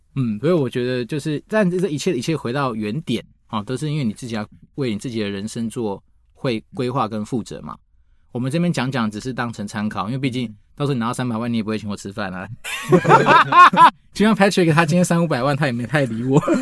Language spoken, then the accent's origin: Chinese; Taiwan; 我都从台湾来的